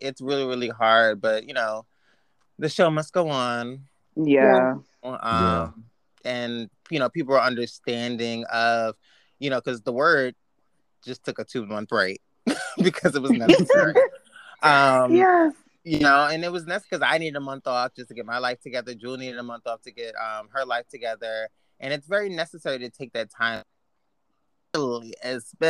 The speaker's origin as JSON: {"language": "English", "region": "New York", "country": "United States", "said": "being a New Yorker"}